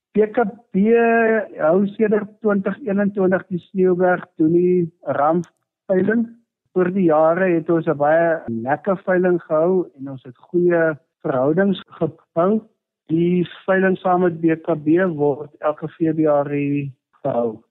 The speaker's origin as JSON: {"language": "Afrikaans", "town": "Cradock", "region": "Eastern Cape", "country": "South Africa", "tie": "born or raised there", "said": "Ek is in 1971 gebore in die Kraddock omgewing, so ek is omtrent so 50 jaar wat ek nou in die omgewing is."}